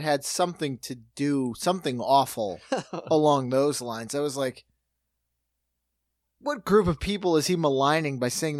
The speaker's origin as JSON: {"language": "English", "town": "Buffalo", "region": "New York", "country": "United States", "said": "Yeah, I'm from Buffalo."}